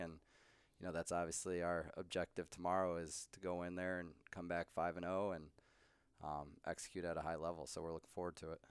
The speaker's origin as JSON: {"language": "English", "region": "Colorado", "country": "United States", "tie": "born or raised there", "also_born_or_lived": "Lake Forest, Illinois", "moved": "as an adult", "said": "I grew up in Colorado"}